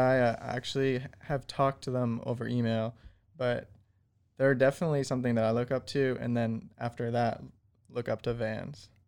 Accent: Malibu, California, United States; moved away as an adult; now in Waco, United States; I'm originally from Malibu, California

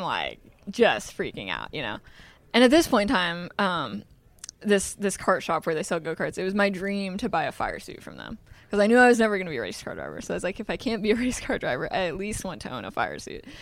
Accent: Des Moines, Iowa, United States; also born or lived in Carlisle, Iowa; We grew up in Des Moines, but I went to school in a small town called Carlisle.

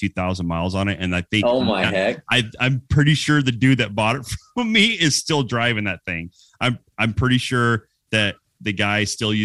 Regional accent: California, United States; also born or lived in Arizona; I grew up in California, was born here in Arizona, but immediately moved to California and spent most of my life there.

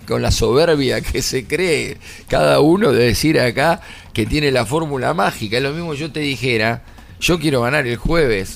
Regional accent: Argentina; somos argentinos

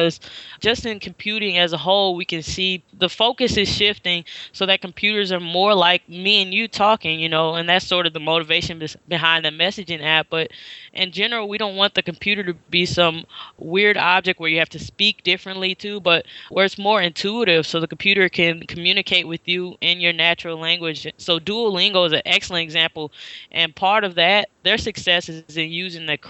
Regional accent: St. Louis, Missouri, United States; moved away as an adult; also born or lived in Nashville; now in Chicago, United States; I'm from St. Louis originally

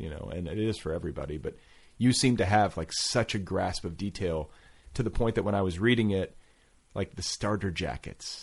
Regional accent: Indiana, United States; I was raised in Indiana

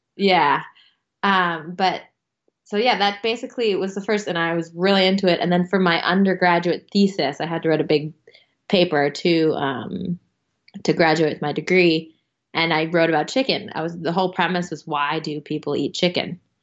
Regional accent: United States; I'm an American

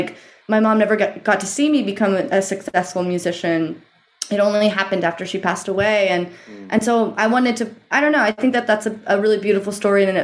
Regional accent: Eugene, Oregon, United States; I grew up in Eugene, Oregon, which is in the Pacific Northwest

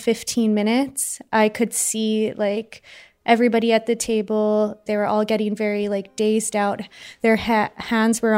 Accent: Winnipeg, Manitoba, Canada; I'm 26 years old, and I'm from Winnipeg, Manitoba, in Canada.

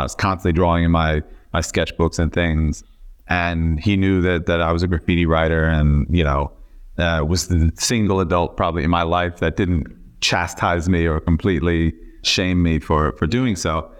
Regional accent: Miami, Florida, United States; moved away; also born or lived in Memphis, Tennessee; I was born in Memphis, Tennessee, but, uh, when I was about five months old, my family moved to Miami.

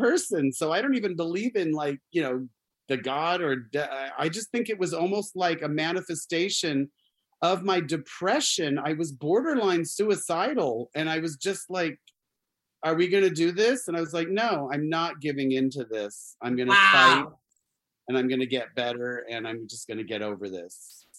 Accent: Arizona, United States; Oh yeah, I grew up in Arizona, so

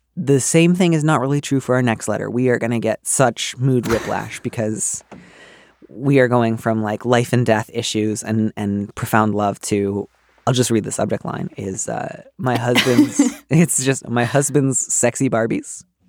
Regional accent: Midwest, United States; now in East Bay, United States; I grew up in the Midwest

